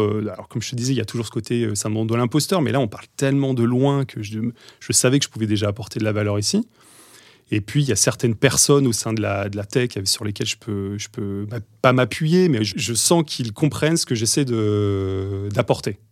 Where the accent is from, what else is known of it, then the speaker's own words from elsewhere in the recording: Deux-Sèvres, then Bordeaux, Nouvelle-Aquitaine, France; moved away as an adult; also born or lived in Paris; je viens de Bordeaux, enfin, avant des Deux-Sèvres, vraiment paumé en campagne. Puis Bordeaux